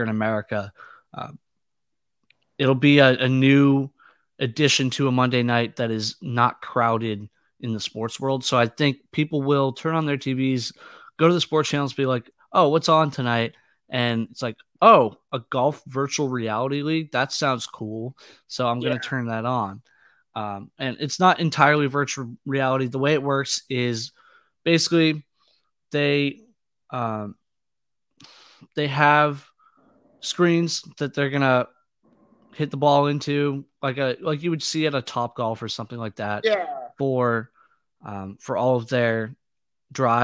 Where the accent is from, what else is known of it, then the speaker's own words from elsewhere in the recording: Boston, Massachusetts, United States; I'm from Boston